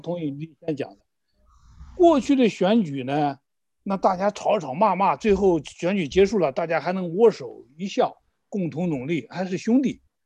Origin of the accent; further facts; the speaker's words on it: China; 我们中国人